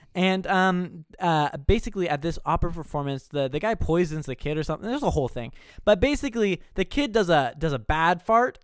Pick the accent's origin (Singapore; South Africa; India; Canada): Canada; We're from Canada.